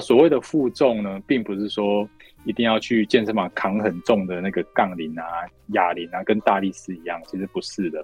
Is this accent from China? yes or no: no; Taiwan; 我们台湾人在年纪大了以后